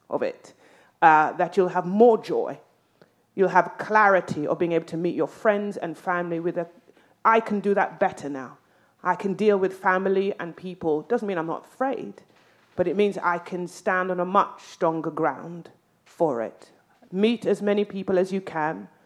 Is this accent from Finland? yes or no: no; England, United Kingdom; Swedish is a second language; now in Sweden